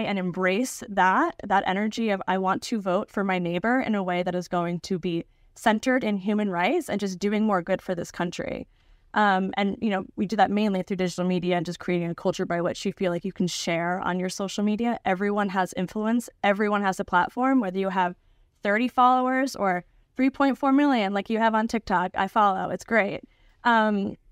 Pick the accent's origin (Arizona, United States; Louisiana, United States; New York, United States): New York, United States; Niskayuna; born or raised there; now in New York City, United States